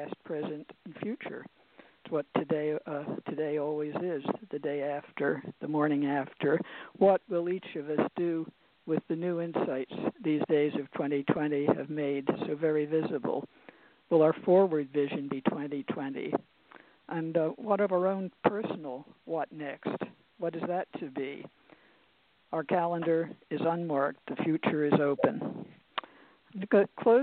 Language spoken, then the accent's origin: English; Philadelphia, Pennsylvania, United States; now in Harrisburg, United States; I was born in Philadelphia, and I grew up nearby.